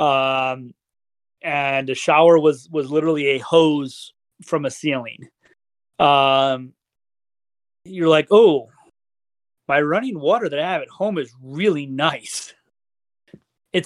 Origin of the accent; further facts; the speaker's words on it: Michigan, United States; also born or lived in Lincoln, Nebraska; now in Washington, United States; I grew up in Michigan. I lived in Lincoln, Nebraska for 6 years. And then I've lived out here in Washington for now about 8 years.